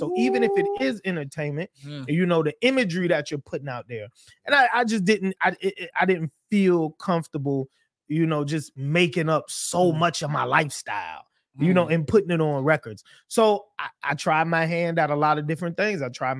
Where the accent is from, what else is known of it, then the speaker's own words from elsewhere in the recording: Charleston, South Carolina, United States; So they just used to call me …, because I'm from Charleston, South Carolina.